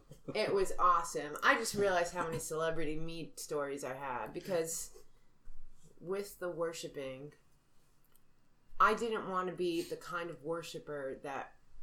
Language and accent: English; New York, United States; I'm from New York.